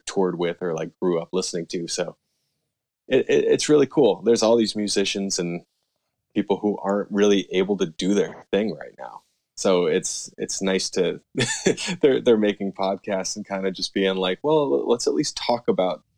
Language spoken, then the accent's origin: English; United States; I am from the United States